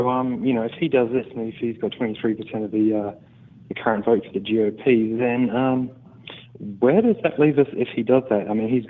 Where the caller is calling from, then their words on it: Australia; from Australia. How are you doing?